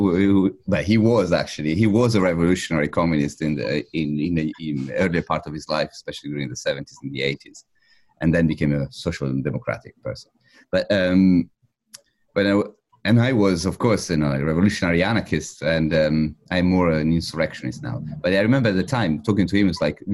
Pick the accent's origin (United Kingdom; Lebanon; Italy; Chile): Italy; I was raised in Italy